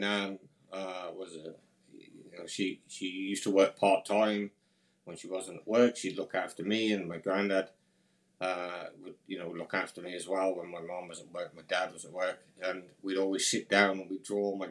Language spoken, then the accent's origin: English; near Birmingham, West Midlands, United Kingdom; So I grew up near, I think you'd call it the UK's second capital, for argument's sake. It's a big city called Birmingham. I grew up just outside of there.